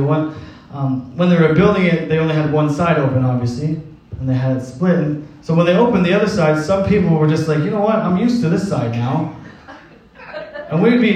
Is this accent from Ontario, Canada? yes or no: yes; Cornwall, Ontario, Canada; moved away; I was born in Cornwall, Ontario